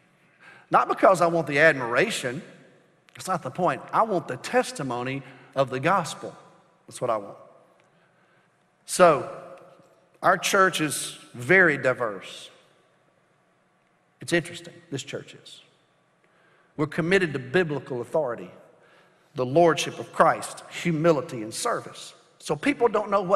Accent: United States; I'm an American

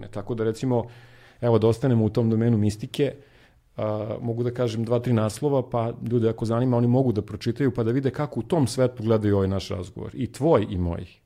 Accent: Sjenica, Zlatibor District, Serbia; moved away; also born or lived in Belgrade; ja sam eh, rođen u Beogradu, ali sam proveo detinstvo u Sjenici.

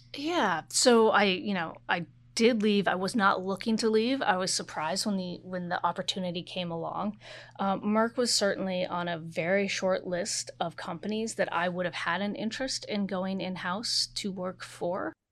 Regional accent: Oregon, United States; moved away; I am from Oregon. I'm a very proud Pacific Northwesterner.

